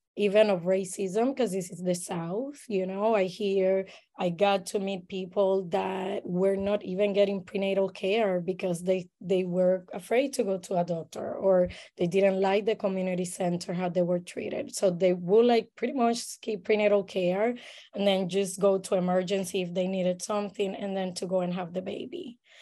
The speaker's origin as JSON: {"language": "English", "country": "Puerto Rico", "tie": "born or raised there", "moved": "as an adult", "lives_now": "Saint Petersburg, United States", "said": "I am born and raised in Puerto Rico"}